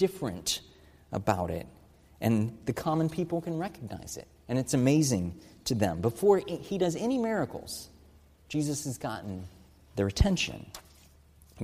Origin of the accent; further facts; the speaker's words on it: United States; As American Christians